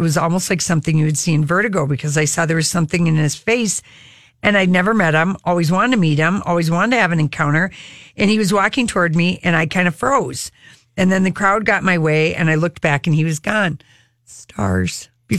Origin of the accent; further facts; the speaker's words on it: the Ozarks, United States; for me, growing up in the Ozarks and watching Smokey and the Bandit, you know, he was the guy.